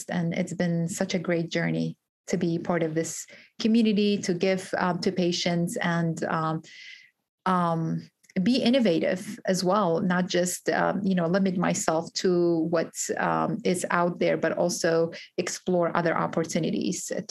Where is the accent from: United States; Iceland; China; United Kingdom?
United States; Georgia; So I'm from Georgia, and uh, I used to be a bagger when I was 16